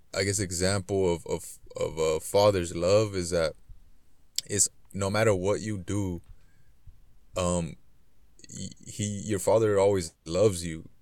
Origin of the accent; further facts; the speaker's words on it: Los Angeles, California, United States; I grew up in South Central Los Angeles